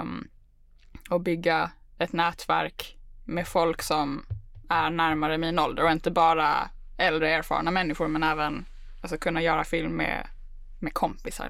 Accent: Malmö, Skåne, Sweden; moved away as an adult; now in Stockholm, Sweden; Jag är född och uppvuxen i Malmö.

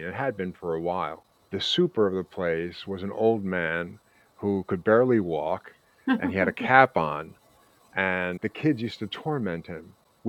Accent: New York City, New York, United States; I'm from the Bronx. I used to drink from an open fire hydrant.

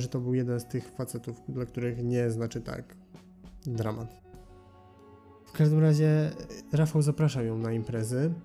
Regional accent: Gliwice, Silesian Voivodeship, Poland; z Gliwic, mojego rodzinnego miasta

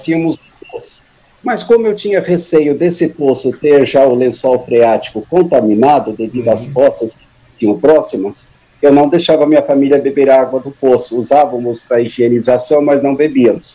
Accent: São Paulo, Brazil; moved away as an adult; also born or lived in Paraná; now in Suzano, Brazil; vim para São Paulo muito criança, me criei em São Paulo, me considero paulistano

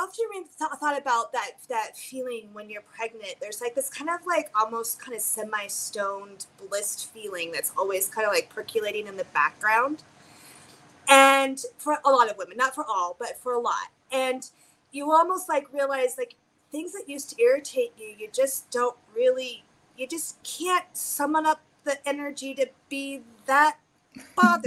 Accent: United States; we are conditioned as American women

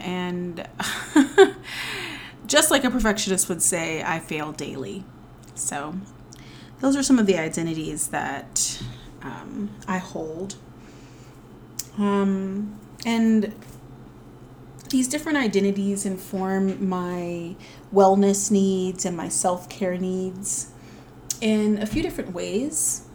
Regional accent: the South, United States; I am a Southerner

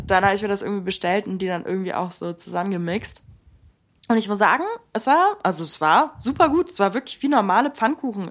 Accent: Stuttgart, Baden-Württemberg, Germany; also born or lived in Buenos Aires; ich bin, wie gesagt, in Stuttgart aufgewachsen

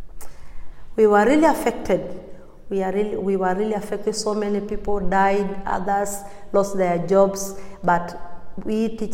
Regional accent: Magadi, Kajiado County, Kenya; I come from Magadi. My family stays in Magadi, my husband and my children, they are in Magadi

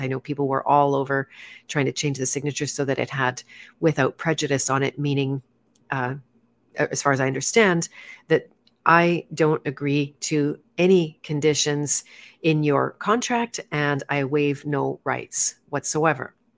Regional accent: Canada; growing up in Canada

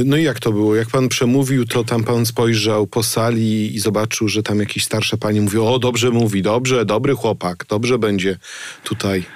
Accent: Gryfice, West Pomeranian Voivodeship, Poland; Ja z takiej pochodzę, z Gryfic

